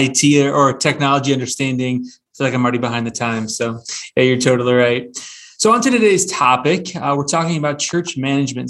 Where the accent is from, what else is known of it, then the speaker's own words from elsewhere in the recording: Northern Indiana, United States; I'm from Northern Indiana. I've lived here my entire life